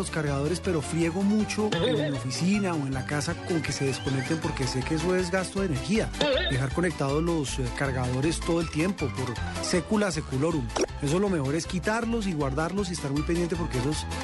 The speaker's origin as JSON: {"language": "Spanish", "country": "Colombia", "said": "Obviamente que sí, yo soy colombiano"}